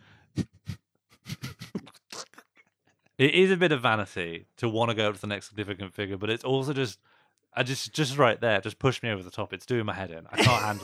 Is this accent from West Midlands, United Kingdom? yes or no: yes; West Midlands, United Kingdom; I'm from the West Midlands, and Yampy is a West Midlands slang for excited